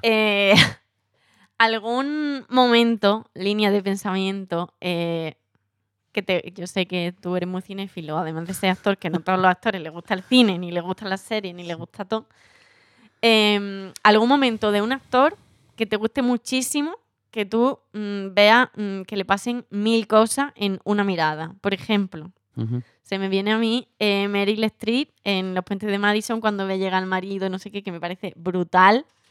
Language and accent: Spanish; Andalusia, Spain; Somos andaluces